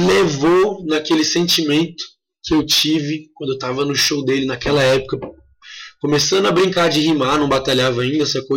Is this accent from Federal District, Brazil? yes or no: yes; Brasília, Federal District, Brazil; now in Chapada dos Veadeiros, Brazil; que sou de Brasília